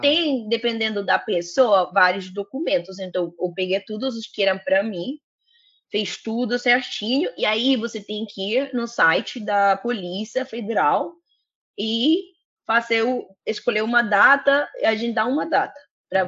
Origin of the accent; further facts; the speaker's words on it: Colombia; Portuguese is a second language; moved away as an adult; now in Rio de Janeiro, Brazil; eu sou colombiana